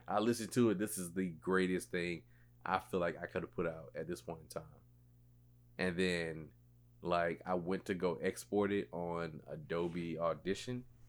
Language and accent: English; West Columbia, South Carolina, United States; I am from West Columbia, South Carolina